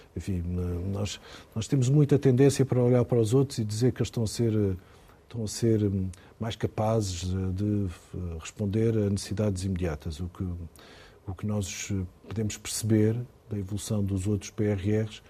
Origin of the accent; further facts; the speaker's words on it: Ponte de Sor, Alentejo, Portugal; Fui onde nasci, dentro de uma fábrica de cortiça